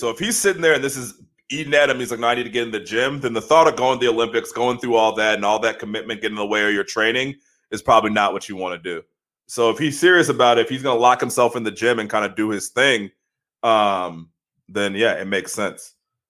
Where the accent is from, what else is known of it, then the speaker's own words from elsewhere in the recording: Australia; accent: New York; I'm an Australian dude with a New York accent for some reason.